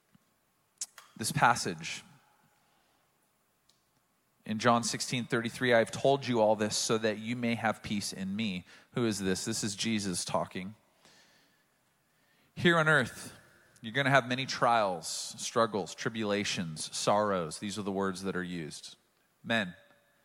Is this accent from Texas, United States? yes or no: no; Oceanside, California, United States; growing up in Oceanside